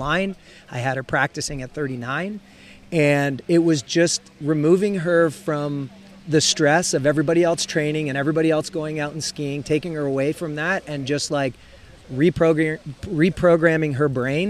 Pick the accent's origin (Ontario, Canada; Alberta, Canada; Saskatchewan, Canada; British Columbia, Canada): Ontario, Canada; being Canadian, being from Ontario, I went to the McClintock Ski School when I was very young